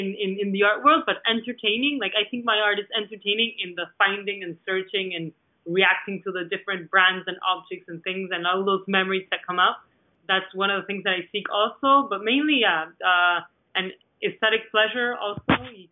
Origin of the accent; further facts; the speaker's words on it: Argentina; English is a second language; moved away as an adult; because I was coming from Argentina where I already knew the galleries. I had my gallery there. I knew many artists.